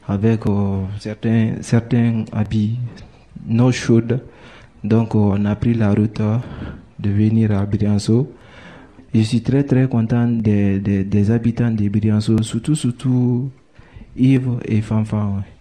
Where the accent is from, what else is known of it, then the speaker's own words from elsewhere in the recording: Guinea; French is a second language; Je viens de Guinée-Conakry. Nous sommes venus pour le col de l'échelle en plein hiver.